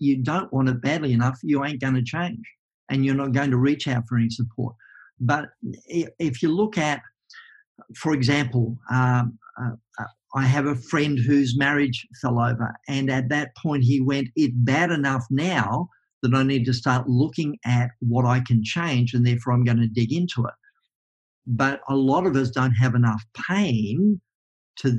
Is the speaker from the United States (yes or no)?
no; Tasmania, Australia; I'm a kid from Tasmania